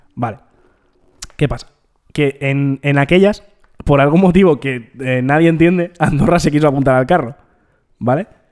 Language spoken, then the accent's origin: Spanish; Terrassa, Catalonia, Spain; siendo de Tarrasa